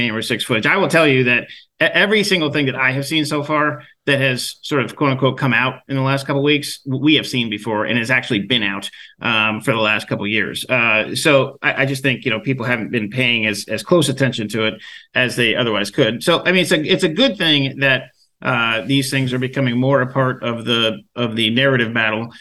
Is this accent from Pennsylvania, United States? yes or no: yes; Western Pennsylvania, United States; moved away; I'm from the Rust Belt. I'm from Western Pennsylvania, and I spent some time back there over Thanksgiving